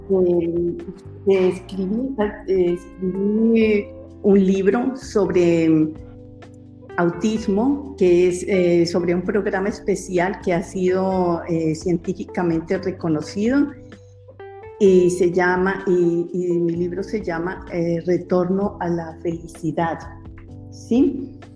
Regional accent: Colombia; moved away as an adult; now in Netherlands; quiero contarles que soy colombiana y resido hace más o menos 30 años en este hermoso país. Bueno, ya perdí la cuenta, pero em, para mí fue muy difícil dejar mi país.

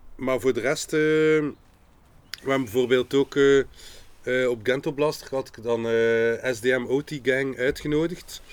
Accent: Ghent, Flanders, Belgium; We zijn allemaal van Gent, we zijn allemaal artiesten

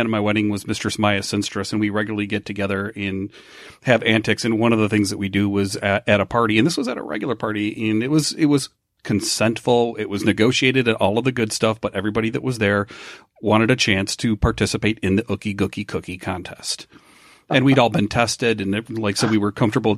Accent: United States; just being an American, we have this puritanical work ethic

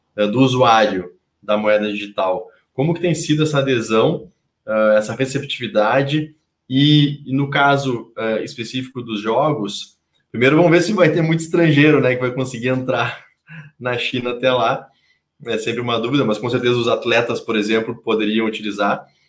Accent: Rio Grande do Sul, Brazil; now in São Paulo, Brazil; eu que sou gaúcho e os meus conterrâneos gaúchos aqui

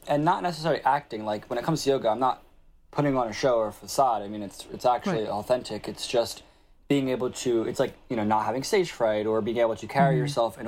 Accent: North Wildwood, New Jersey, United States; I grew up and was born and raised in North Wildwood all my life

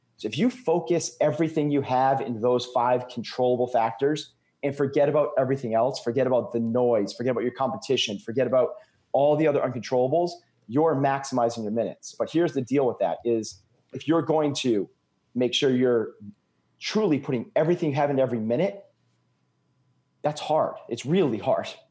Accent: New England, United States; I'm from New England.

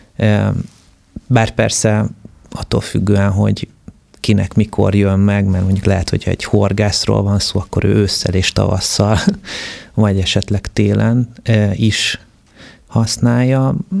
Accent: Budapest agglomeration, Hungary; az első generációs családok közé tartozok, akik, ö, az agglomerációba kiköltöztek. Tehát, hogy amikor mi mondjuk, ö, kiköltöztünk Budapestről

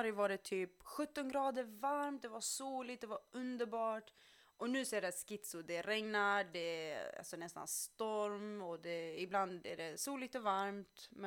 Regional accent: Skåne, Sweden; Men jag flyttade från eh, Skåne till Göteborg för att flytta tillbaka till Skåne, sen upp till Stockholm.

